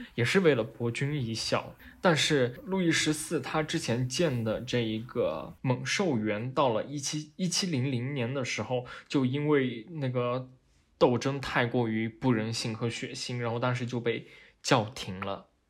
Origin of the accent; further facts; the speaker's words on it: China; 就好像我们中国人看见所谓的麒麟那样的感觉